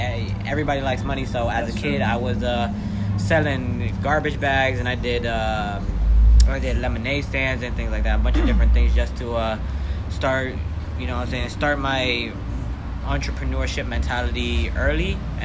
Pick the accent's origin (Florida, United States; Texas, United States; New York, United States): Florida, United States; Orlando; I'm 17 too. I am from the Orlando area, you know what I'm saying? 407.